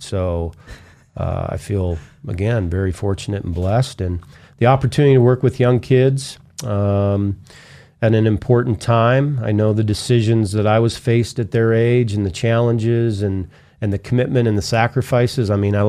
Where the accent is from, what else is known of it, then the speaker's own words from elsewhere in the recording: Canada; Being a Canadian and being in the U.S. on a student visa, when I graduated and I was finished school, I was at a crossroads